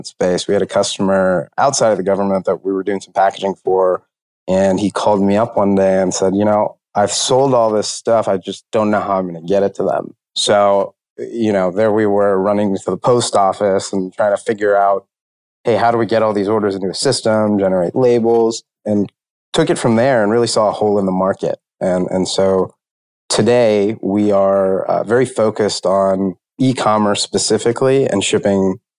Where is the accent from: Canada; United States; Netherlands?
United States; Huntsville, Alabama; grew up in Huntsville, Alabama